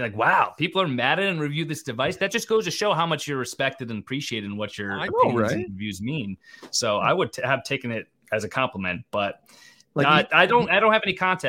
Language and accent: English; Connecticut, United States; Not Canadian, Connecticut.